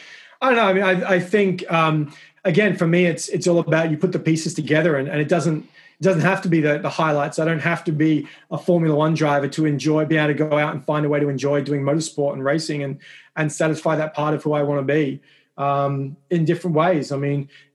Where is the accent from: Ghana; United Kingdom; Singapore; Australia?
Australia; Adelaide, South Australia; moved away as an adult; now in Washington, D.C., United States; I have two sisters and a brother back in Adelaide in Australia. My parents are obviously still back there